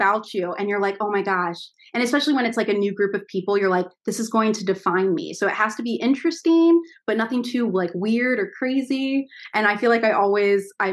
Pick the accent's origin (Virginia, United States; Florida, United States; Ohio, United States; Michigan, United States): Ohio, United States; Milford; I grew up just right outside of it in a small town called Milford